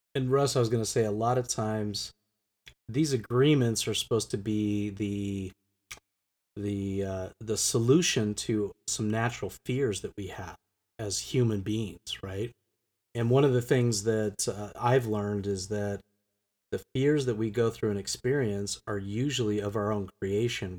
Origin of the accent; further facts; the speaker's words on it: United States; also born or lived in Geneva; as an American